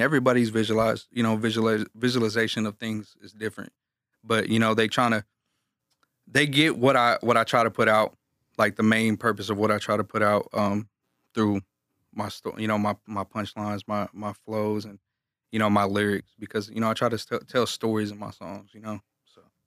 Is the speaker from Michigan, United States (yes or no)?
no; Galveston, Texas, United States; I'm from Galveston, Texas